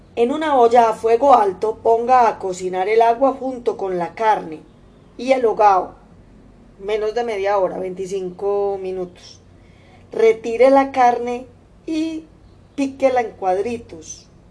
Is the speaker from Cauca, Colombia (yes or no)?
no; Antioquia, Colombia; mi tierra, Antioquia y el eje cafetero.